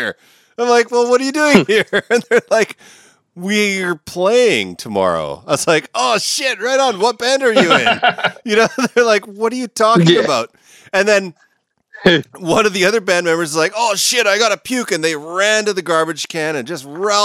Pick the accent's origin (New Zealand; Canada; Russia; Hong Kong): Canada; I'm Canadian